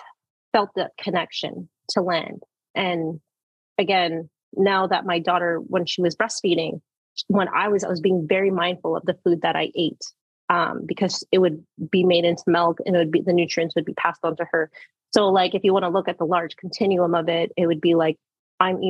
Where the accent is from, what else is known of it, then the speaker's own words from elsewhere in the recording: Manitoulin Island, Ontario, Canada; I was born and raised on Manitoulin, my education primarily in Wiki from daycare all the way to high school